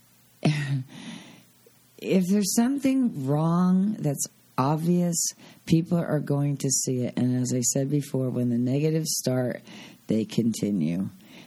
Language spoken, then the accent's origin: English; the East, East Coast, United States; now in Arizona, United States; I'm from the East.